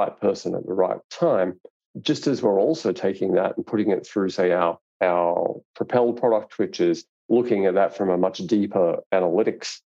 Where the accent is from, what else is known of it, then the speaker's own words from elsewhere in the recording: Australia; I'm Australian